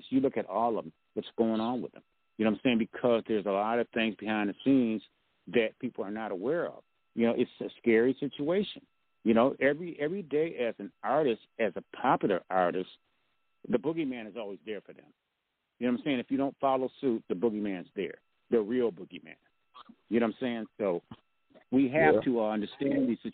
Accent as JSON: {"language": "English", "town": "Grand Rapids", "region": "Michigan", "country": "United States", "tie": "born or raised there"}